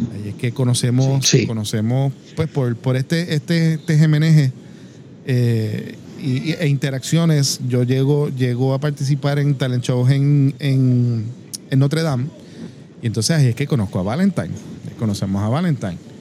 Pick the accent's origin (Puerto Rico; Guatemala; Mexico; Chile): Puerto Rico; Cidra; also born or lived in Caguas, Puerto Rico; mi familia es de Sidra. Eh, campo al fin, sabes, nos mudamos eventualmente